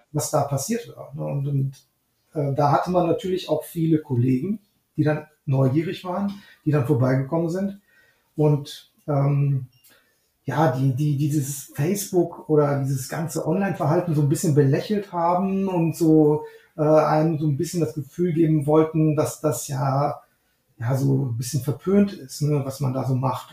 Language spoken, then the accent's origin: German; Neuss, North Rhine-Westphalia, Germany; also born or lived in Düsseldorf; Ich ähm, bin aufgewachsen in Neuss und in Düsseldorf zur Schule gegangen